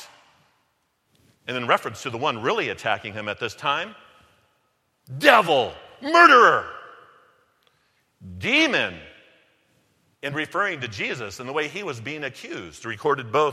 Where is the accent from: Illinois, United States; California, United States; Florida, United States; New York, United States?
California, United States; Delano; moved away as an adult; now in Irvine, United States; I'm from Delano, California